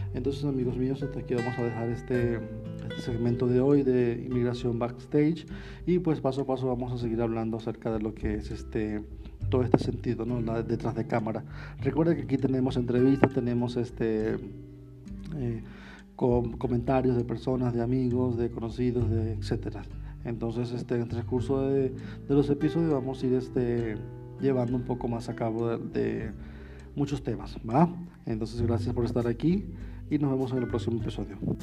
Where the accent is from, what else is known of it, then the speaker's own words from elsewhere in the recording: Venezuela; also born or lived in Panama; now in Mexico; soy de origen venezolano, actualmente vivo en México